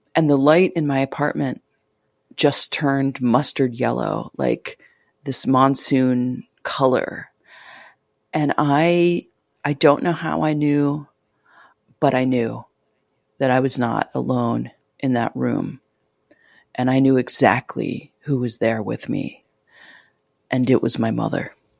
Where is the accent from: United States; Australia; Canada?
United States; moved away as an adult; also born or lived in Cambodia; I'm American and, you know, I'm from the West.